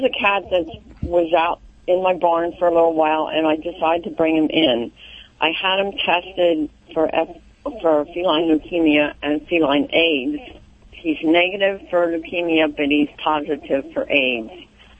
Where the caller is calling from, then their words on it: Denver, Pennsylvania, United States; Denver, Pennsylvania.